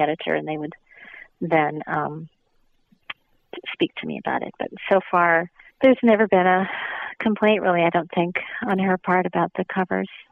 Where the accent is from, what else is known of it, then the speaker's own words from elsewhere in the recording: Minnesota, United States; moved away; I'm from the Midwest. I'm from Minnesota, and so Cedar Rapids is just a couple hours south of where I'm originally from